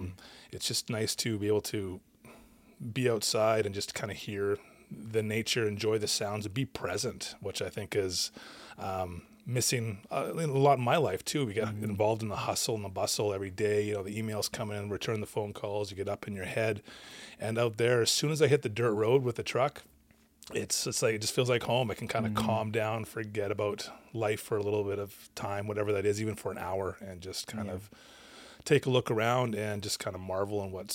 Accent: Lavington, British Columbia, Canada; I grew up out in Lavington, which is kind of halfway between Vernon and Lumbee.

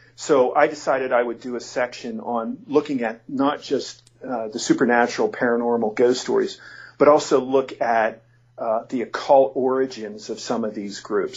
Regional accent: near Penn State, Pennsylvania, United States; Penn State because it's pretty close by my hometown

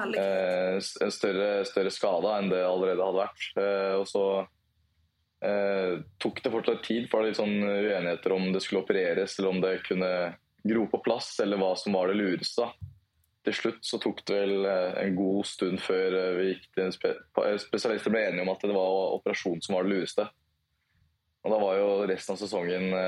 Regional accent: Lillestrøm, Akershus, Norway; Lillestrøm er delt opp i to, to bydeler, Volla og Vigernes, og det er eh, født og oppvokst på Volla.

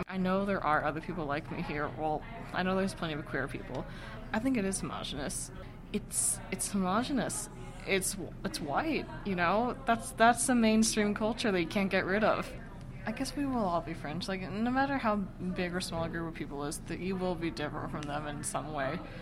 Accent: West Kentucky, United States; now in Bloomington, United States; Went to Catholic school with a bunch of white kids from West Kentucky.

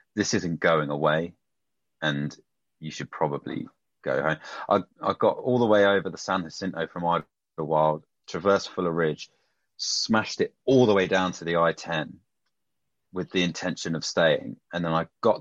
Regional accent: United Kingdom; I'm a Brit in America

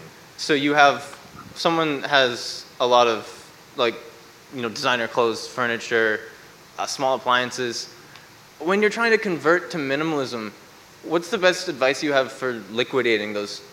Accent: Mercer County, Kentucky, United States; I'm from Mercer County.

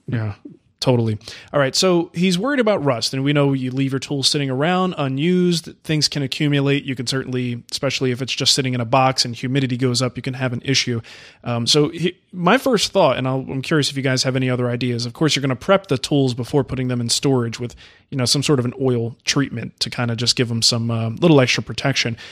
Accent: New Jersey, United States; the house I grew up in Jersey

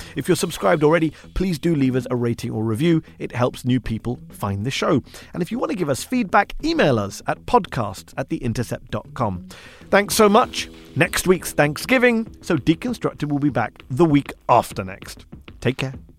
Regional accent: United Kingdom; as a Brit

